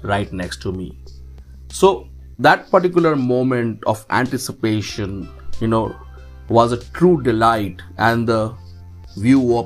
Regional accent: Dehradun, Uttarakhand, India; My hometown is Dehradun

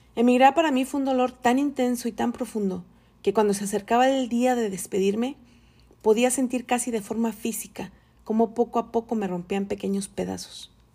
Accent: Tepatitlán, Jalisco, Mexico; moved away as an adult; also born or lived in Mexico City, Mexico; now in California, United States; soy mexicana, de feña por nacimiento, aunque muchos me identifican más como chilanga, alteña adoptada y ahora soy californiana por necesidad

